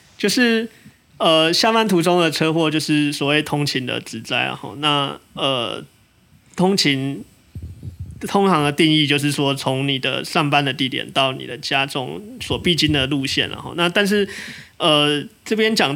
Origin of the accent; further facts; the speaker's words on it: Tainan, Taiwan; 那我自己作为台南人，好像也蛮可以理解这一点的，